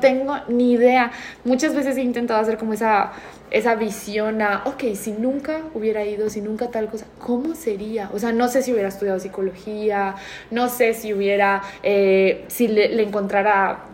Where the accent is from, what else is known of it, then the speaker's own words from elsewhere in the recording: Spain; moved away; me crié en España